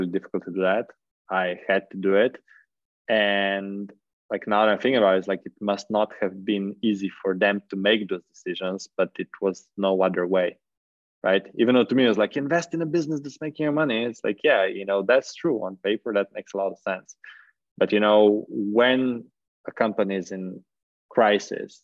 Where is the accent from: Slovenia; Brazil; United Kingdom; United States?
Slovenia; I was from Slovenia